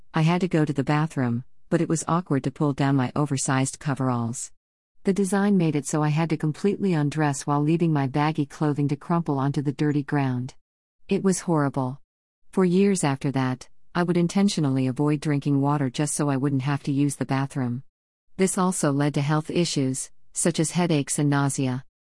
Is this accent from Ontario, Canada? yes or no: yes; Sudbury, Ontario, Canada; Growing up in Sudbury, Ontario, mining is all around you